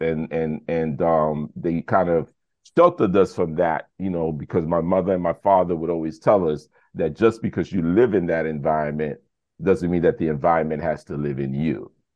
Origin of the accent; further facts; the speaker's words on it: New York City, New York, United States; also born or lived in Brooklyn; I was born in Brooklyn, but raised in the South Bronx